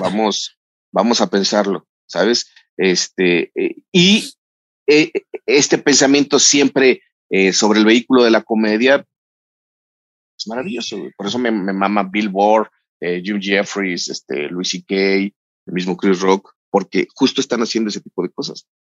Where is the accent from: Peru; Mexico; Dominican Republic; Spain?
Mexico; soy mexicano